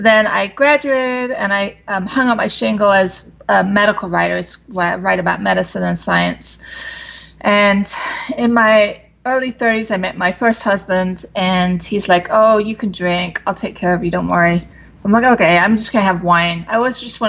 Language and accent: English; London, United Kingdom; moved away as an adult; now in United States; I was raised in London, England, and I came over to the States when I was like 18